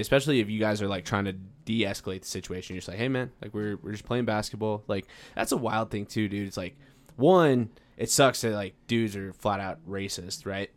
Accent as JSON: {"language": "English", "town": "Farmington", "region": "New Mexico", "country": "United States", "moved": "yes", "lives_now": "Albuquerque, United States", "said": "I'm from Farmington, New Mexico"}